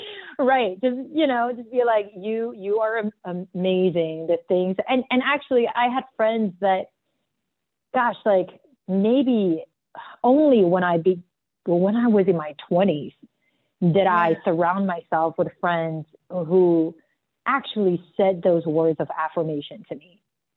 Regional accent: South Africa; I grew up in South Africa and I just felt always so like an outsider.

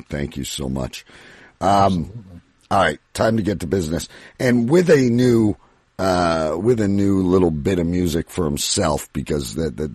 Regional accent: Ontario, Canada; I'm from Ontario, Canada.

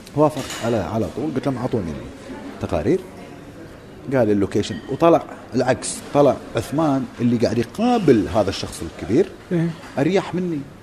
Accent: Kuwait; عندنا بالكويت

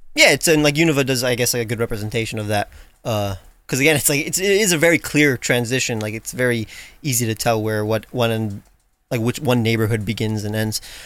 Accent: New York, United States; I grew up in Brooklyn

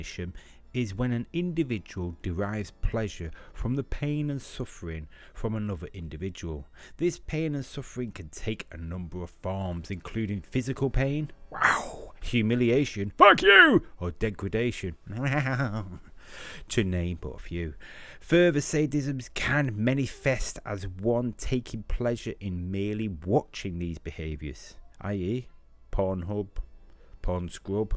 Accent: Manchester, North West England, United Kingdom; I'm from Manchester and can hardly speak English

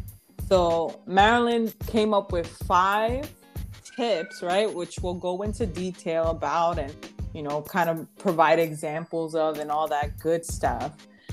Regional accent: New York City, New York, United States; I was born and raised in the Bronx, too.

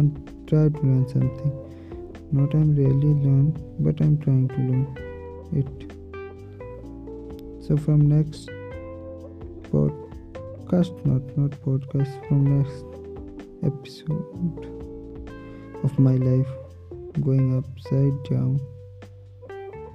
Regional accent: India; English is a second language; I am from India

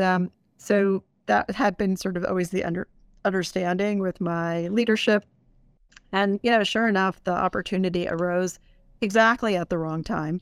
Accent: East Coast, United States; moved away as an adult; also born or lived in Puerto Rico; I grew up on the East Coast

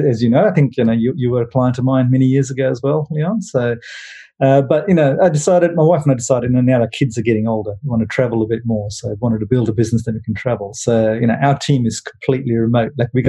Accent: Kuala Terengganu, Terengganu, Malaysia; born there; also born or lived in Butterworth / Penang; I was born in Malaysia, in a little fishing village on the east coast in Kuala Terengganu

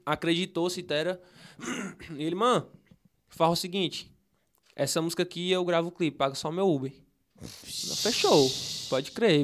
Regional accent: Fortaleza, Ceará, Brazil; eu nasci no Henrique Jorge, né? Nós morava no quintal

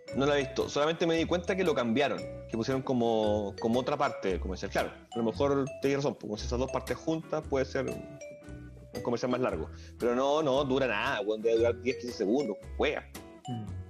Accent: Patagonia, Chile; yo soy de la Patagonia

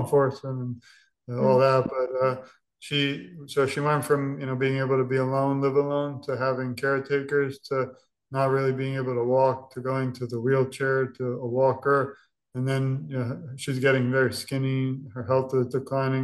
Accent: New York, United States; moved away; We're from New York originally

